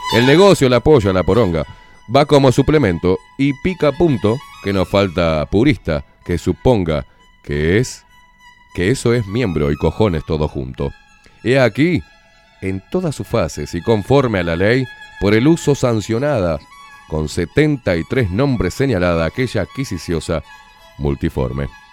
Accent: Uruguay; yo soy un uruguayo de pura cepa

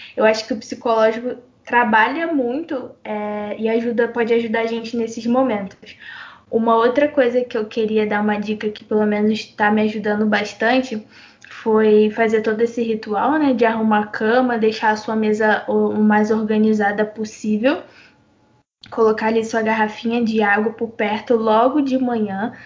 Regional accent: Brazil; a gente é brasileira e brasileiro, brasileira

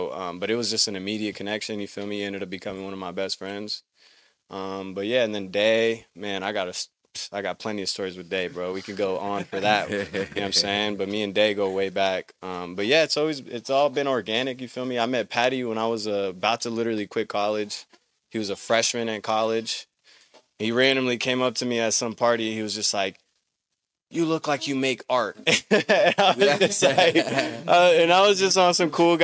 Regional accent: Pasadena, California, United States; also born or lived in Oregon; I'm from Pasadena, California.

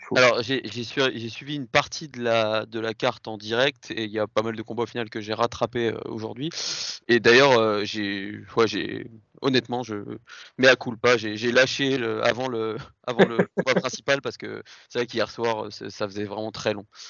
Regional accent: France; en tant que Français

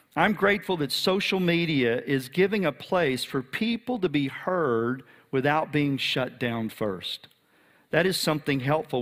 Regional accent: Texas, United States; I'm a Texan

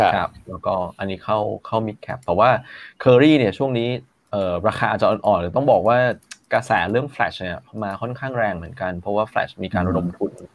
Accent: Thailand; accent: Thai mixed with Chinese; ผมสำเนียงคนไทยนะฮะ ผมสำเนียงคนไทยอะคนไทยผสม ผสมจีน

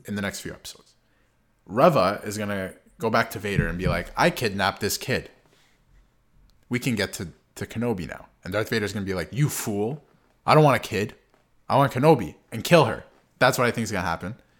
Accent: Canada; we're Canadian.

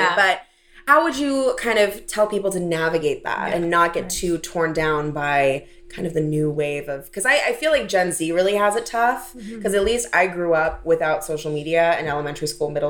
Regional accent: St. Louis, Missouri, United States; St. Louis, Missouri. So it's like all very blonde, tiny Midwest girls where I grew up.

